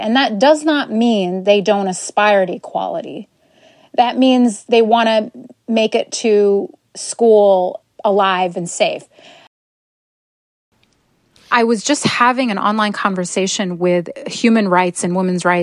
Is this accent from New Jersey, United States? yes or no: no; Madison, Wisconsin, United States; I grew up in Madison, Wisconsin.